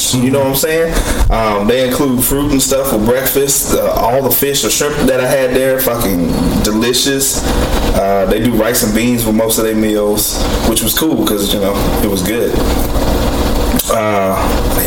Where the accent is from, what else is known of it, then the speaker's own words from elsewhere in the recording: United States; my fellow Americans